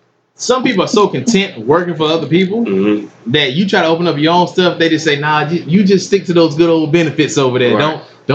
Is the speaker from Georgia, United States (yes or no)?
yes; Atlanta, Georgia, United States; now in Columbia, United States; I'm originally from East Atlanta.